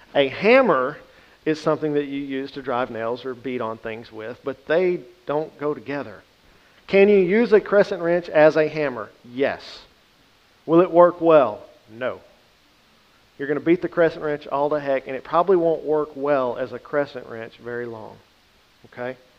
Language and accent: English; the Bible Belt, United States; Growing up in the Bible Belt